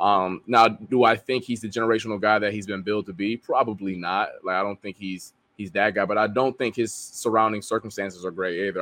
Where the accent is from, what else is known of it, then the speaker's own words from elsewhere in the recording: Ohio, United States; I'm from Ohio